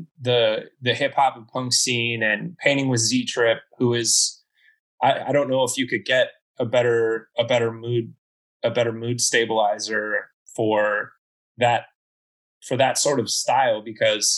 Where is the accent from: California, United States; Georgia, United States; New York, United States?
California, United States; Oakland; moved away; also born or lived in Phoenix; I grew up in Oakland, and I moved to Phoenix as well, and lived there for a while.